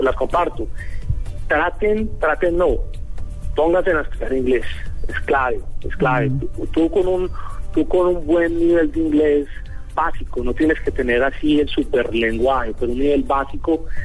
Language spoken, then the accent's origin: Spanish; Colombia; como yo pienso que como muchos colombianos cuando nos vamos siempre como que queremos volver, ¿no?